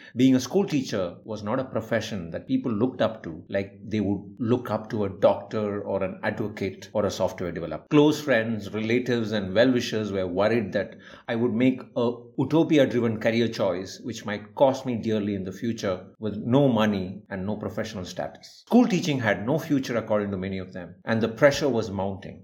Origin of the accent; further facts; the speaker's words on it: India; a simple Indian teacher